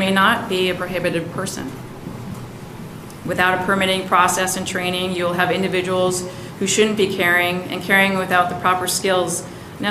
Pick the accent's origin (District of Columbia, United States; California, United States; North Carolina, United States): California, United States; moved away as an adult; now in Lincoln, Nebraska, United States; I am from California